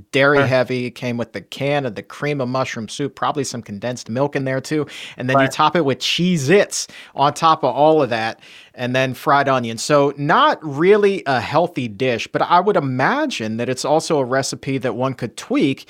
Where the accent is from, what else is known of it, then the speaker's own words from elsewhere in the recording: Southern Virginia, United States; I was born and raised in Southern Virginia